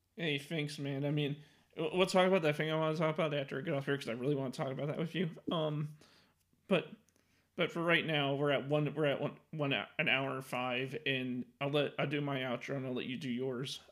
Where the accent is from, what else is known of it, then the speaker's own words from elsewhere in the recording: Chicago, Illinois, United States; I'm from Chicago